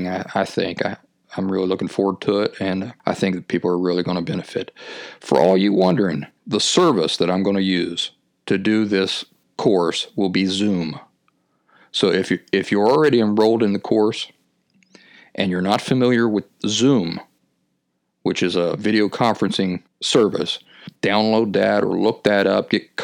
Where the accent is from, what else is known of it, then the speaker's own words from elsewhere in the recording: Appalachian foothills, United States; When I was a kid growing up in the Appalachian foothills